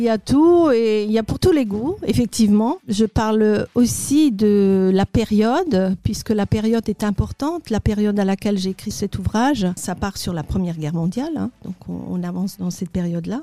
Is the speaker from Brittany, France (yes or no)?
no; Alsace, Grand Est, France; moved away as an adult; also born or lived in Paris / Molsheim; Alors, je suis née en Alsace. Je n'ai pas toujours vécu dans la région puisque j'étais partie quelques années euh, du côté de Paris. Et je suis revenue